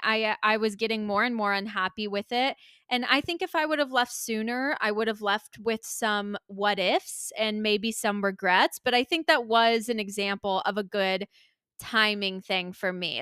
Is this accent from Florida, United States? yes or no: yes; Tampa, Florida, United States; moved away as an adult; I decided to move back to the Tampa Bay area of Florida, um, which is my hometown and where my parents are